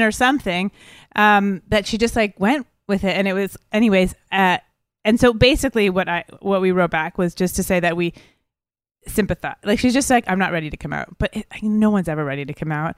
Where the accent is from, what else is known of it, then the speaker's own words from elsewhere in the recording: Montreal, Quebec, Canada; we're both from Montreal, so we were in our own city